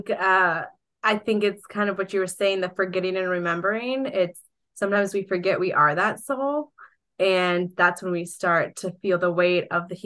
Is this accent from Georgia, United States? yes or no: yes; Georgia, United States; also born or lived in Colombia; my hometown here in Georgia